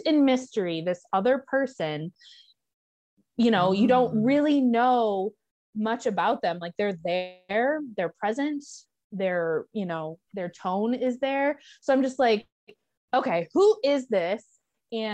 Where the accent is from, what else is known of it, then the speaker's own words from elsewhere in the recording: Michigan, United States; I grew up in Michigan